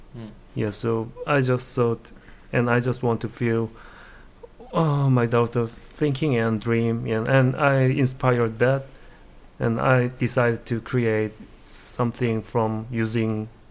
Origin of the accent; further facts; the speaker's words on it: Seoul, South Korea; now in Boston, United States; I'm from South Korea, Seoul